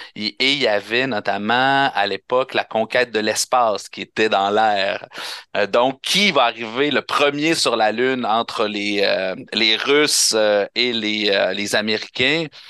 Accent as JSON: {"language": "French", "region": "Quebec", "country": "Canada", "said": "On est combien de Québécois? On est rendu quoi? On est rendu à 9 millions"}